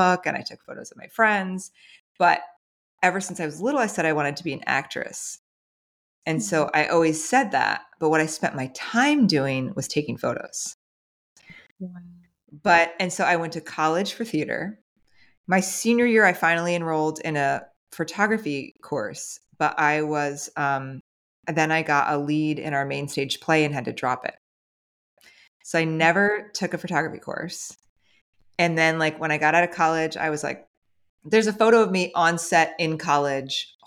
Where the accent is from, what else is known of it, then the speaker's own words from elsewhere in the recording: New Jersey, United States; moved away; also born or lived in Franklin, Tennessee; I was raised in New Jersey.